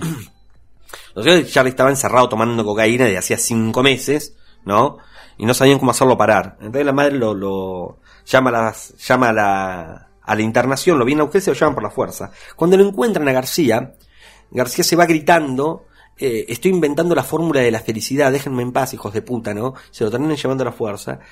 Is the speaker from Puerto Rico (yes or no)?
no; Argentina; en Argentina fuertemente nosotros somos un, referente latinoamericano